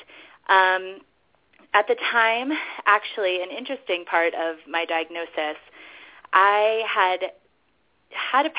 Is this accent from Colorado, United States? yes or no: yes; Denver, Colorado, United States; born or raised there; moved away as an adult; also born or lived in New York